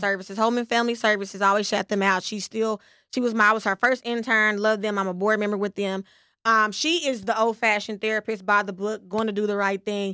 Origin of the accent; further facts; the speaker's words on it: West Texas, United States; I'm from West Texas